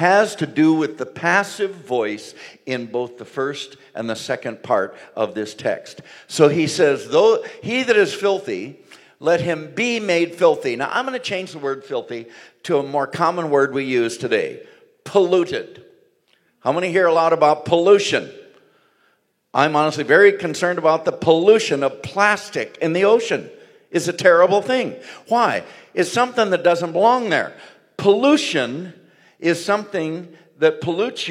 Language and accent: English; southern Missouri, United States; I grew up in the Assemblies of God, but in southern Missouri